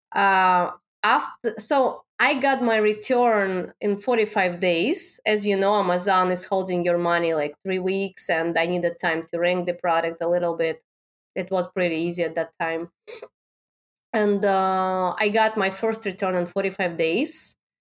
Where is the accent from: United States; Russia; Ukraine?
Russia; Moscow; English is a second language; moved away; I born and raised in Russia. I born in Moscow in the capital.